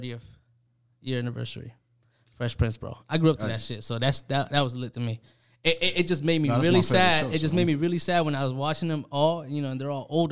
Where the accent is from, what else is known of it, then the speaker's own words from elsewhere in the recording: Panama; I'm from Panama